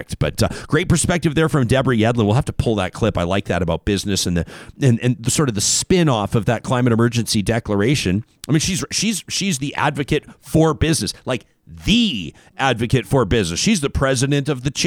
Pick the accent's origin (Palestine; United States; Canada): Canada; Calgary, Alberta; born or raised there; moved away